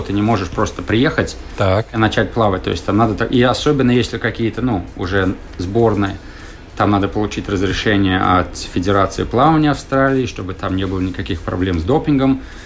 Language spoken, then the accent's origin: Russian; Riga, Latvia; moved away as an adult; also born or lived in California, United States; now in Australia; Я родился в Риге так. в 73 году, и мама у меня плавала.